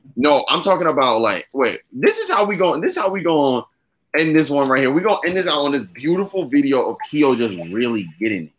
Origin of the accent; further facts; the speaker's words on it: Virginia, United States; I'm an Aries from Virginia